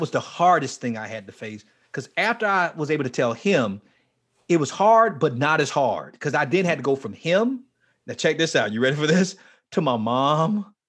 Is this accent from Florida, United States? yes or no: yes; Fort Lauderdale, Florida, United States; moved away; I was down in um in um Fort Lauderdale, near my hometown, Fort Lauderdale